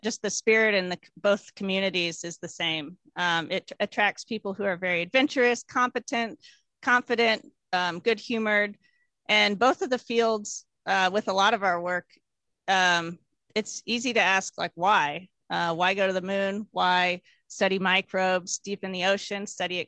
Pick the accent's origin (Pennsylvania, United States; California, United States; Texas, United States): Texas, United States; Houston; I grew up in Houston, Texas